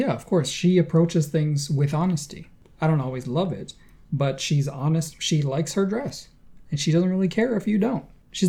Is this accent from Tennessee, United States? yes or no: no; Rochester, New York, United States; Rochester, my hometown